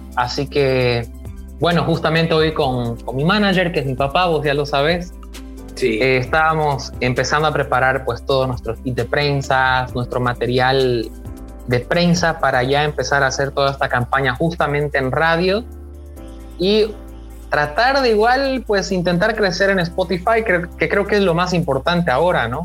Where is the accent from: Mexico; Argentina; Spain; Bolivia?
Bolivia; en mi país, aquí en Bolivia